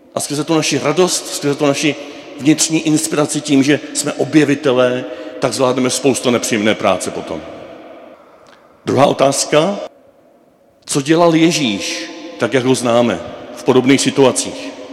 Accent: Moravia, Czechia; u nás na Moravě

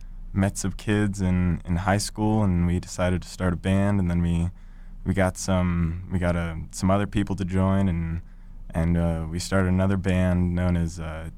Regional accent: Denver, Colorado, United States; also born or lived in Boulder, Colorado; I'm from Denver, Colorado.

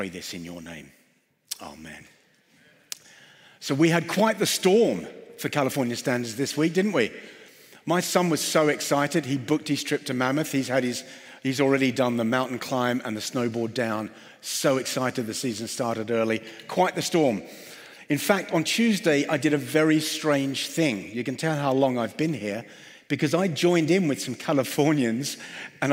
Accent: London, United Kingdom; I'm from London

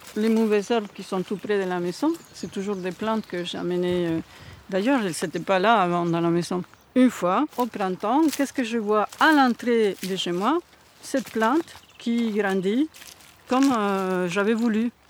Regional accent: Buenos Aires, Argentina; now in France; je suis née en Argentine, à Buenos Aires

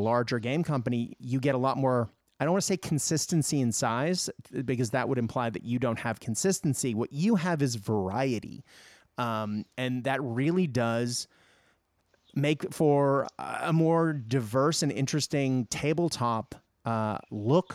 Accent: Japan; moved away; I grew up in Japan

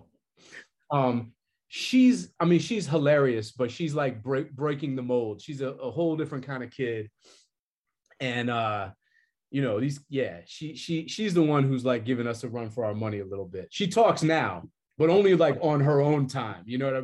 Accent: Boston, Massachusetts, United States; I grew up in Boston

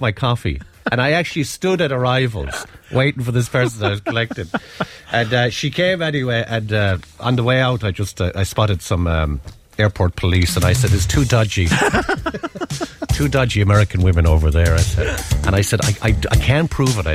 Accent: Tipperary, Munster, Ireland; I'm from Tipperary Town. That's where I'm from.

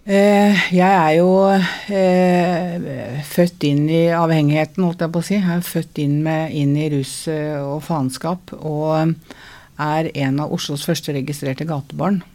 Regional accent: Oslo, Norway; jeg er fra Møllergata

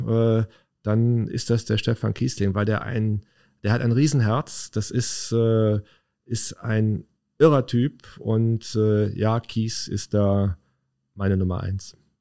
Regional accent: Leverkusen, North Rhine-Westphalia, Germany; Na, ich bin ein echter Leverkusener

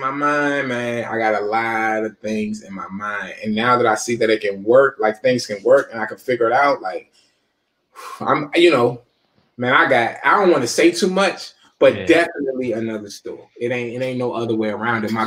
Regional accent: Forestville, Maryland, United States; I'm from Fordsville, Prince George's County

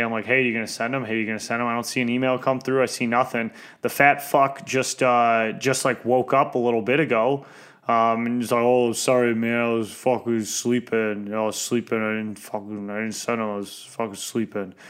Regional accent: Detroit, Michigan, United States; I'm from East English Village

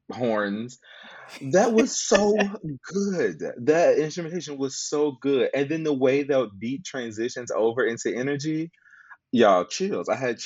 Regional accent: Mississippi, United States; I'm from Mississippi

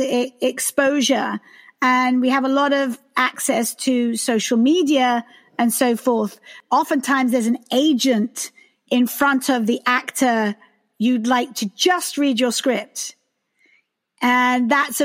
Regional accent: United Kingdom; now in United States; I am British

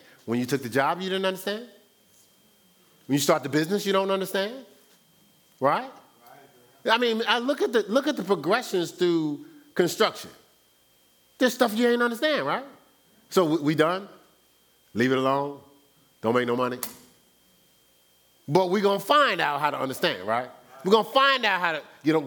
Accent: Newark, New Jersey, United States; moved away as an adult; I was born and raised in Newark, New Jersey for 29 years. Now, I've been away from Newark, New Jersey longer than I've been raised, but my core is Newark, New Jersey.

